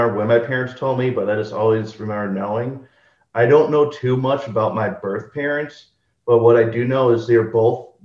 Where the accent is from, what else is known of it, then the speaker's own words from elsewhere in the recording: Waukesha, Wisconsin, United States; I was born and raised in Wisconsin. I grew up in Waukesha.